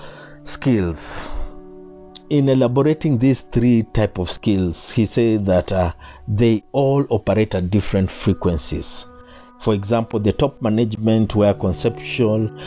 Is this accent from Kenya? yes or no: yes; Kenya; I am a Kenyan